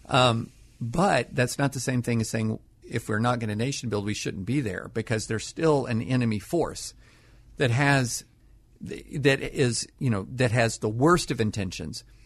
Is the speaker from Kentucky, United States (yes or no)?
yes; Kentucky, United States; moved away as an adult; also born or lived in Nashville / Harvard; I grew up in Kentucky